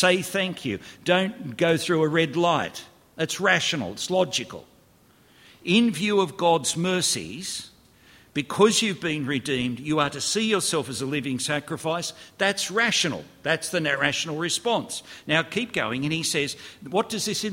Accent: Australia; I grew up in Australia

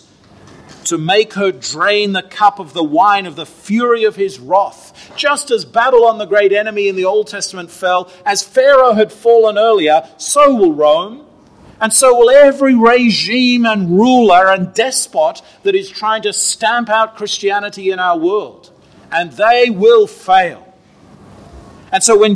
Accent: Australia; moved away; Australia, my home country

